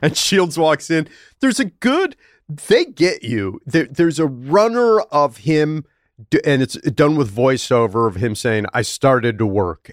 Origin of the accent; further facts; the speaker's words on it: Buffalo, New York, United States; I'm from Buffalo